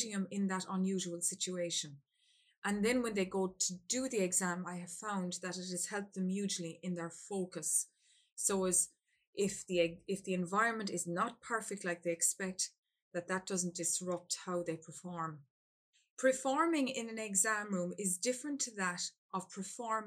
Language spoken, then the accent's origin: English; Ireland; I'm from Ireland